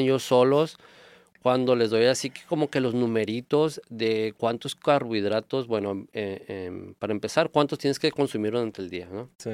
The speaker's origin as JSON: {"language": "Spanish", "country": "Mexico", "said": "nosotros como mexicanos"}